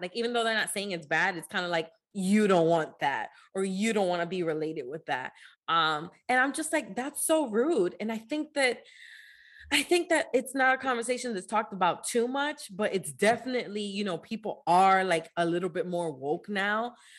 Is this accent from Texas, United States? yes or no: no; New Jersey, United States; growing up in New Jersey